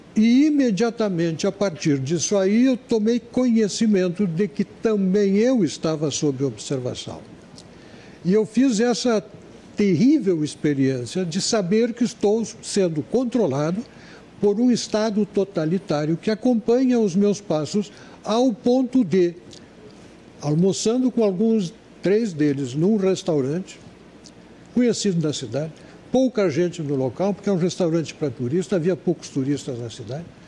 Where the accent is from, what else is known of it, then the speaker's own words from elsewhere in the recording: Brazil; voltei ao Brasil